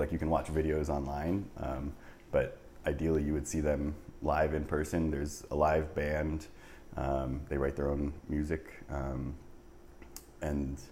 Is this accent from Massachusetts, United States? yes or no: no; New Jersey, United States; moved away as an adult; also born or lived in Canada; now in Chicago, United States; I'm originally from New Jersey. So I was born and raised. Was there until I guess like 18